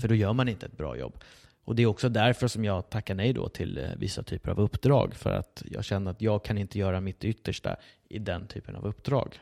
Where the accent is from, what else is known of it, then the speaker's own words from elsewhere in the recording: Sweden; min fru är ju, eh, född och uppvuxen i Sverige som jag